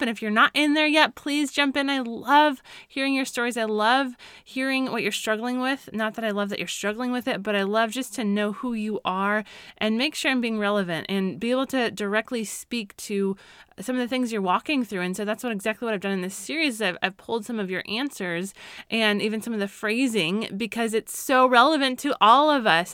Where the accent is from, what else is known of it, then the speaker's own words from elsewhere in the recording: Colorado, United States; I grew up in Colorado